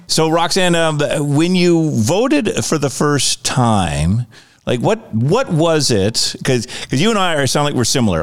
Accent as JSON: {"language": "English", "country": "United States", "moved": "yes", "lives_now": "Canada", "said": "as an American"}